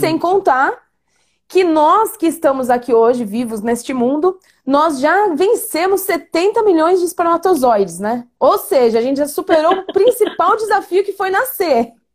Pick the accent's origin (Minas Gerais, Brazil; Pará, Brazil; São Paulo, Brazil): São Paulo, Brazil; Suzano; nasci em sítio, lá em Suzano, quando Suzano era uma cidade pequena ainda